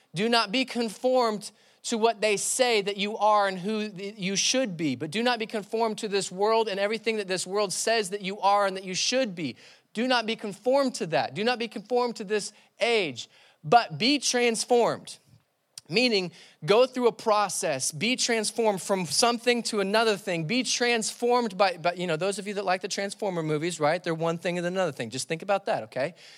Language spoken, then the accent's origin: English; Labelle, Florida, United States; I grew up in the sticks. I grew up in Label, Label, Florida